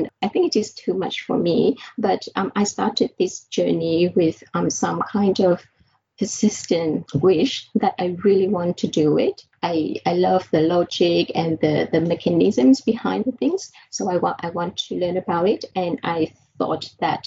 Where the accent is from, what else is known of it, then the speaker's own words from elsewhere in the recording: Vietnam; moved away; I was born in Vietnam, and in fact, my dad, he worked at a university, and I got the chance to go to the lab with him.